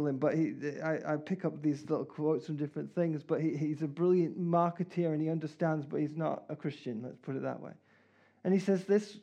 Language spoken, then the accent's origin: English; Canada; now in England; I'm Canadian